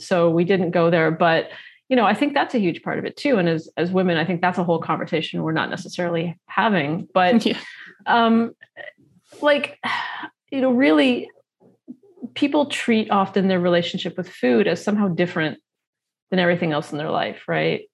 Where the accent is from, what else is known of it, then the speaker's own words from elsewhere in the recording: Toronto, Ontario, Canada; I grew up in Toronto